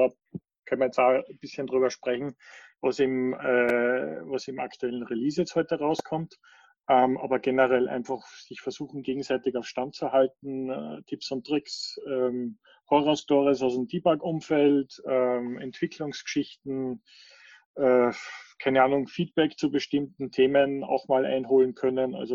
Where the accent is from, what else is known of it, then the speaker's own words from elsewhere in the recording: Switzerland; Ich bin auch aus der Schweiz.